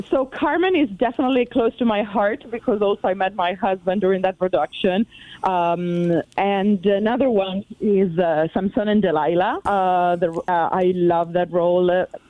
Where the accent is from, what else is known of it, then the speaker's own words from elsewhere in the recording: Bologna, Emilia-Romagna, Italy; moved away as an adult; also born or lived in United States; So I am originally from Italy and from Bologna, specifically in Emilia Romagna.